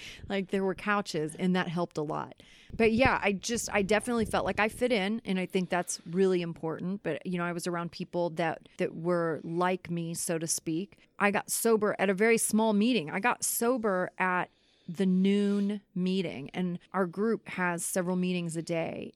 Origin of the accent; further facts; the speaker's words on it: Kansas City, Missouri, United States; moved away as an adult; also born or lived in Los Angeles; I was born and raised in Kansas City. I lived in Los Angeles, and now I'm back in Kansas City.